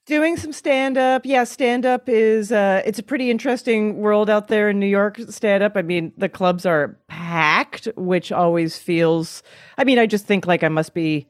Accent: Canada; moved away as an adult; now in United States; As a Canadian

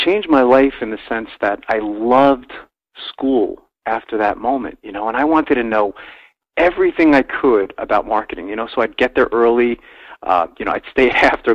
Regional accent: New Jersey, United States; moved away as an adult; also born or lived in Brooklyn, New York; now in Pennsylvania, United States; I was born in Brooklyn, New York, Elsie, but I grew up in New Jersey.

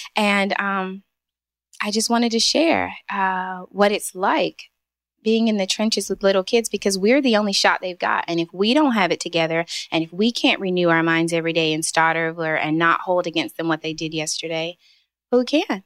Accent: Eastern North Carolina, United States; moved away as an adult; also born or lived in Pennsylvania / New Jersey / New York; now in Charlotte, United States; I've lived all over. So I'm from Eastern North Carolina.

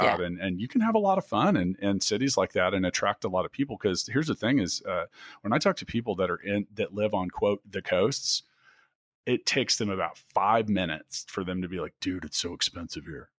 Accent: Leawood, Kansas, United States; I grew up in the South suburbs in, in Leawood

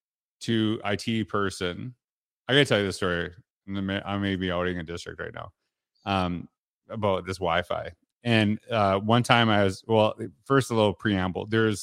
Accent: Canada; So, you know, I grew up in Canada, so teachers didn't wear that.

